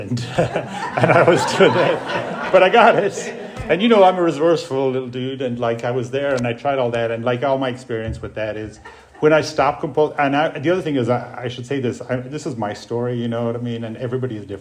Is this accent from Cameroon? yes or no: no; Ireland; moved away; I grew up in Ireland. I grew up in an alcoholic home on a farm